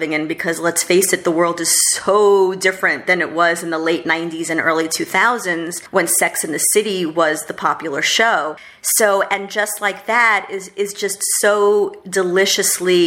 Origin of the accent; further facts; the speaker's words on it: New York City, New York, United States; also born or lived in Los Angeles; I'm a New Yorker